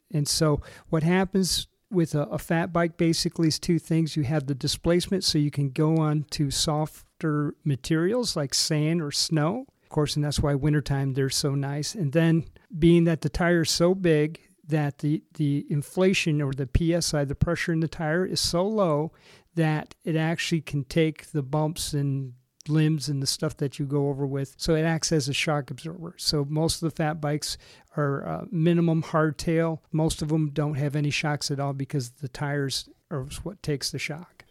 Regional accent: Racine, Wisconsin, United States; moved away; also born or lived in Michigan / Texas; I was originally from uh, Racine, Wisconsin, ended up in Michigan

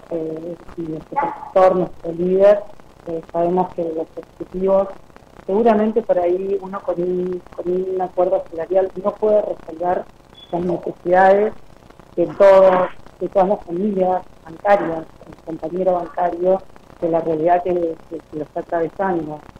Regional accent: Santa Fe, Argentina; soy de Santa Fe.

